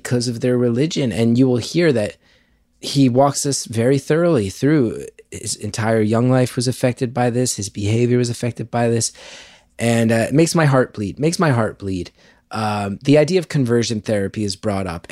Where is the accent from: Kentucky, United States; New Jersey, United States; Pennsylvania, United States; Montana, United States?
New Jersey, United States; I'm happy to be living back in my home state